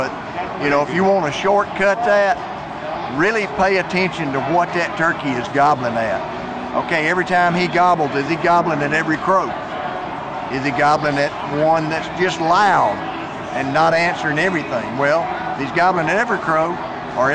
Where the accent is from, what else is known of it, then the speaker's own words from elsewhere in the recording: Livingston, Alabama, United States; But I'm from Livingston, Alabama. I've been turkey hunting since I was 10 years, well, I went with my dad the first time when I was 4.